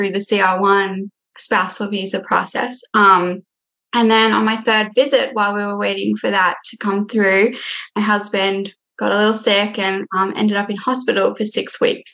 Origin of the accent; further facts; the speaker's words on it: Australia; moved away as an adult; now in Minnesota, United States; I'm from Australia